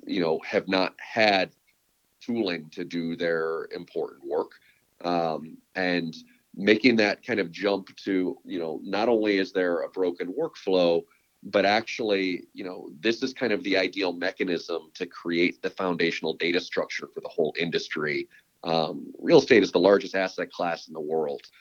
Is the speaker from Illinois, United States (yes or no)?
yes; Chicago, Illinois, United States; moved away as an adult; also born or lived in Texas / San Francisco Bay Area; now in San Francisco, United States; I was born and raised in Chicago